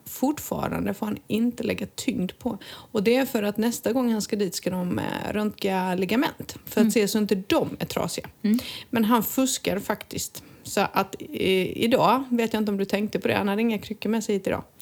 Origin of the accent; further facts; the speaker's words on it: Halmstad, Halland County, Sweden; moved away as an adult; now in Costa del Sol, Spain; att vara hemma i Halmstad igen